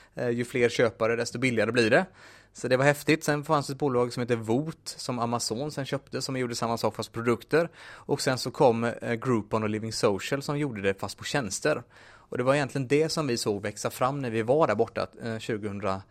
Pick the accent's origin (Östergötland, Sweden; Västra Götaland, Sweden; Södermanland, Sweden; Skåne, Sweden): Västra Götaland, Sweden; Munkedal; now in Gothenburg, Sweden; född och uppvuxen i Munkedal